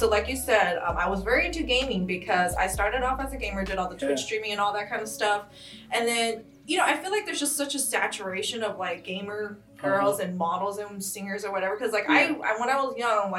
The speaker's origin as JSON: {"language": "English", "region": "California", "country": "United States", "said": "I'm from California"}